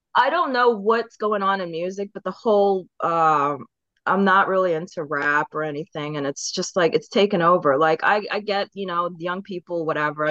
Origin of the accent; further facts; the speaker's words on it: Baltimore, Maryland, United States; also born or lived in England; after my parents moved to Eng from England, we moved to Maryland. So I'm from Baltimore